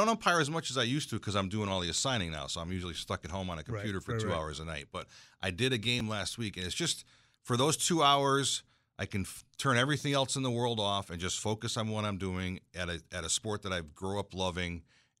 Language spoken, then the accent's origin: English; Berlin, United States; because I grew up in Berlin Baby Ruth baseball.